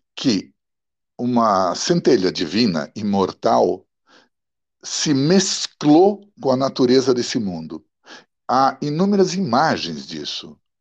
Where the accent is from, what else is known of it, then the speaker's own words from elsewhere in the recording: São Paulo, Brazil; first language Italian; Portuguese is a second language; also born or lived in Milan, Italy; Quando eu cheguei aqui, cinco, seis anos por aí, meus pais me colocaram num colégio